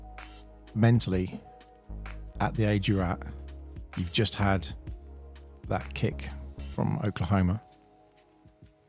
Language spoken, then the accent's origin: English; United Kingdom; us being British basketball players